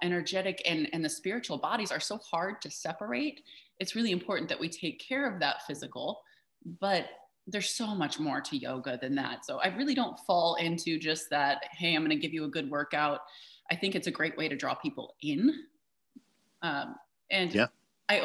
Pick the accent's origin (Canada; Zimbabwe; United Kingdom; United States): United States; Midwest; I grew up in the Midwest